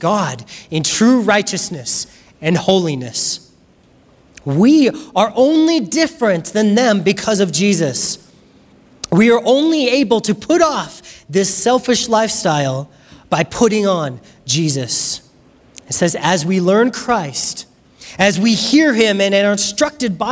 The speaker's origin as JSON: {"language": "English", "country": "United States", "said": "We're American"}